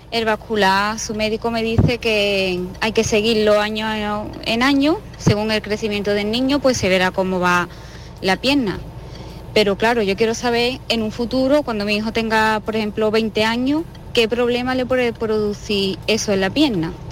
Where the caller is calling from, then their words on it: Seville, Andalusia, Spain; Buenas tardes … de Sevilla.